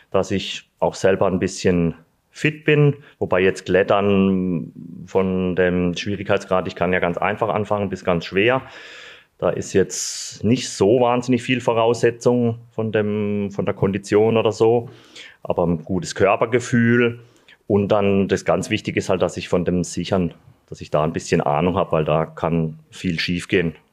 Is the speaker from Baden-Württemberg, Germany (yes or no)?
yes; Sulzburg, Baden-Württemberg, Germany; also born or lived in Freiburg; now in Eschbach, Germany; Gut, also zum ersten Sulzburg. Da bin ich aufgewachsen, geboren in Freiburg und das verbindet mich mit dem, mit dem Schwarzwald.